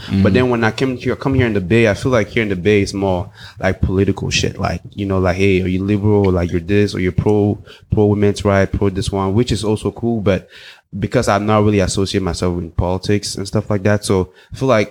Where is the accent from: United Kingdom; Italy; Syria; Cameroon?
Cameroon; also born or lived in Los Angeles, United States / South Africa; now in United States; I grew up in West Africa. Precisely, I grew up in Cameroon. I speak English and French